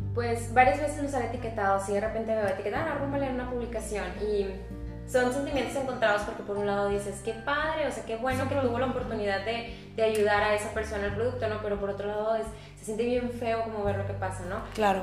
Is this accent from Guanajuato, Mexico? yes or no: no; Monterrey, Nuevo León, Mexico; soy de aquí de Monterrey